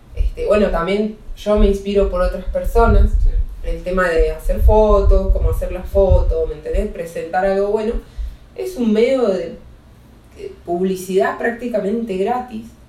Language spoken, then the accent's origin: Spanish; Neuquén, Argentina; now in Mexico; allá en Neuquén, de donde soy oriunda